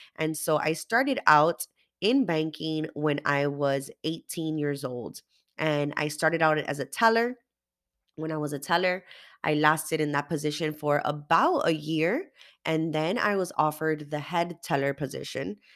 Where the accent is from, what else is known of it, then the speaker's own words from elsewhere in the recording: Miami, Florida, United States; I am from Miami, Florida